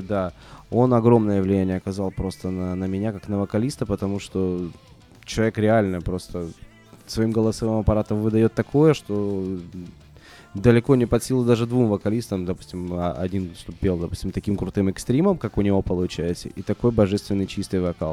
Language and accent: Russian; Russia; мы же из России, да, и привыкли жить по российским меркам